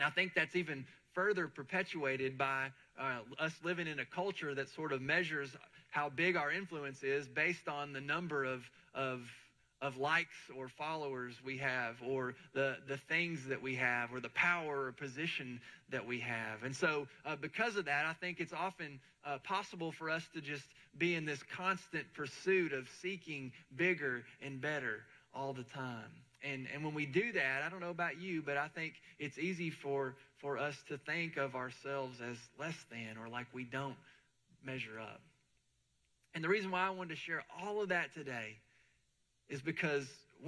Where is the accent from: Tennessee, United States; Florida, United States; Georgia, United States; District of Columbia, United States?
Tennessee, United States; Murfreesboro; moved away; when I moved away from Murfreesboro and I started to live in other places and visit some big cities